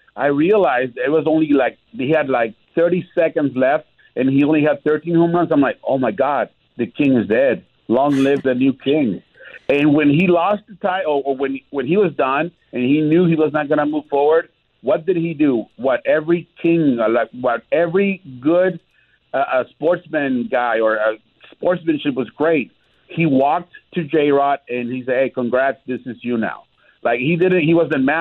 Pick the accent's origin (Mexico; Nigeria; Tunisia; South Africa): Mexico; Tijuana, Baja California; moved away; I grew up in Tijuana